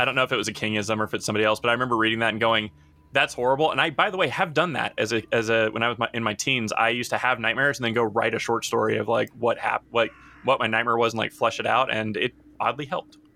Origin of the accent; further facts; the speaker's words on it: Nashville, Tennessee, United States; I grew up in Nashville